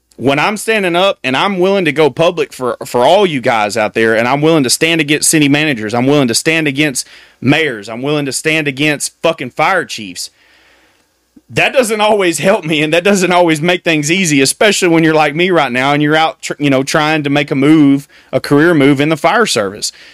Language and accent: English; United States